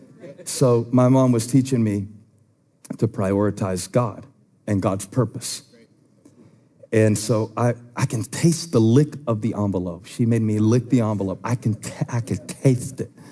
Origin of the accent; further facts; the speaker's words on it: Moncks Corner, South Carolina, United States; I grew up in Monk's Corner United Methodist Church